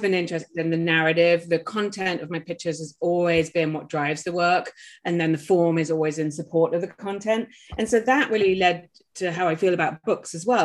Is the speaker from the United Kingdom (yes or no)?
yes; England, United Kingdom; now in Maine, United States; I'm English by birth